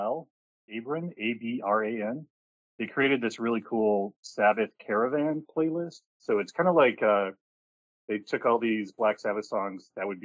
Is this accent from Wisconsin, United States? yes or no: yes; Milwaukee, Wisconsin, United States; also born or lived in New York City; now in Columbus, United States; I grew up in Milwaukee, Wisconsin